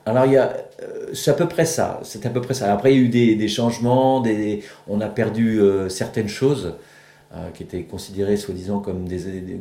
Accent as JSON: {"language": "French", "town": "Saint-Malo", "region": "Brittany", "country": "France", "said": "je suis de Saint-Malo, moi."}